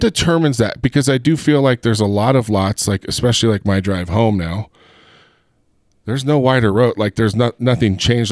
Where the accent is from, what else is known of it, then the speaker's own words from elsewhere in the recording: Heber, Utah, United States; I'm from Heber